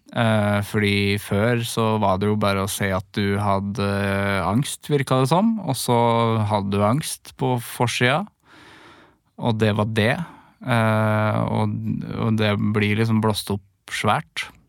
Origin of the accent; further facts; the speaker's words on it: Trøndelag, Norway; now in Oslo, Norway